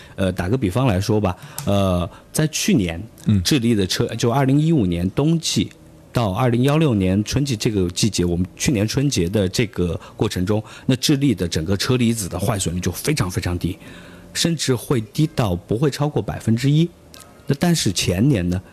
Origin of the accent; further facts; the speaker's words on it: Lanzhou, Gansu, China; now in Chongqing, China; 因为我的家乡是甘肃兰州嗯。，因为我在兰州的话